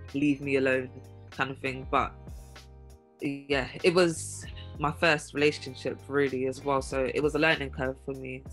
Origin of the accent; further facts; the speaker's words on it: England, United Kingdom; moved away as an adult; also born or lived in Chicago; being English